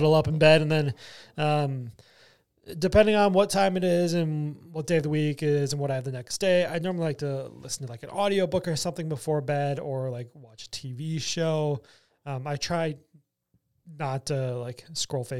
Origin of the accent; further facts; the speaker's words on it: Wisconsin, United States; I'm from Wisconsin